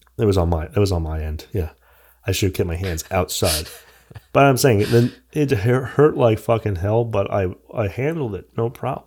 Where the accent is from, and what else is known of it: United States